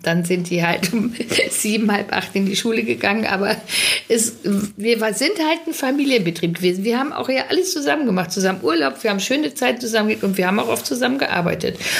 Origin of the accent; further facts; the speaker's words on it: Witten, North Rhine-Westphalia, Germany; moved away; Wir kommen ja aus dem Ruhrgebiet alle. Äh, witten da sind wir her